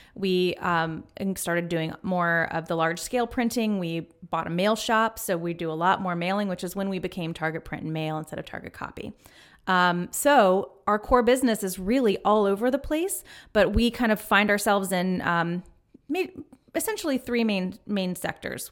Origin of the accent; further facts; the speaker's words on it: Winston-Salem, North Carolina, United States; I grew up in North Carolina with my dad in Winston-Salem